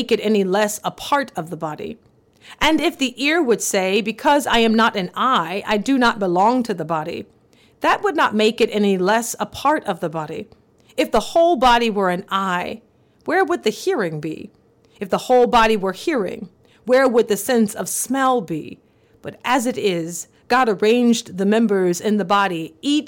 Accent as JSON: {"language": "English", "region": "the South", "country": "United States", "tie": "born or raised there", "said": "growing up in the South in the 1990s"}